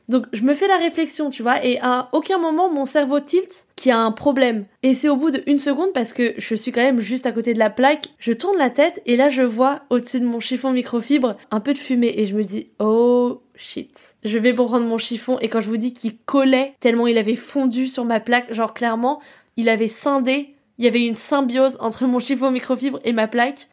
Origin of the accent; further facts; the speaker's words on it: Paris suburbs, Île-de-France, France; also born or lived in New York; now in Paris, France; chez moi dans ma ville en banlieue